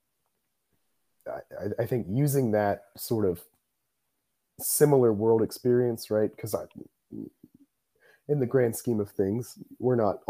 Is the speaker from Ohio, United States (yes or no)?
yes; Columbus, Ohio, United States; moved away as an adult; now in Indiana, United States; I am from Columbus, Ohio